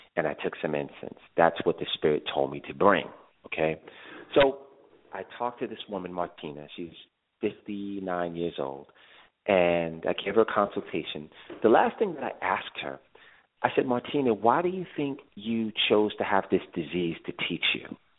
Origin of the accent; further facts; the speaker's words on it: New York City, New York, United States; I am actually from Brooklyn